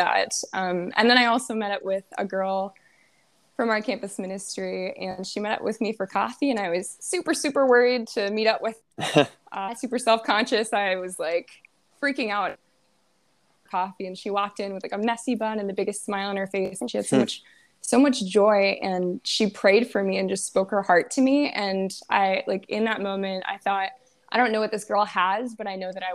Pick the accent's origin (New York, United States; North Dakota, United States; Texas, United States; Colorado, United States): North Dakota, United States; Ashley; I am from Ashley, North Dakota, which is like a small town, population like 700